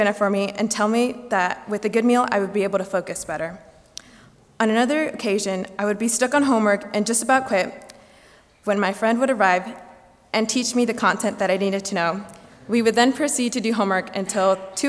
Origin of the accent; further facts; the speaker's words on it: Grand Rapids, Michigan, United States; moved away as an adult; my hometown is in red. So it's only about an hour and 15 minute drive